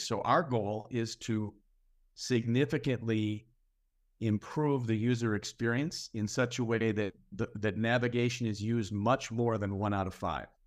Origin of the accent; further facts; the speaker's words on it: Minneapolis, Minnesota, United States; my hometown of Minneapolis